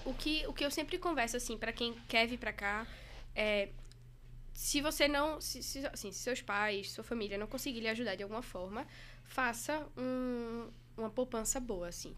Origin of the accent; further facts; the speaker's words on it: Recife, Pernambuco, Brazil; moved away as an adult; now in São Paulo, Brazil; sou recifense carteirinha